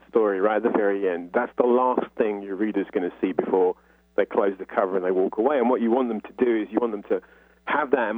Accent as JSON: {"language": "English", "region": "London", "country": "United Kingdom", "said": "I'm from North London"}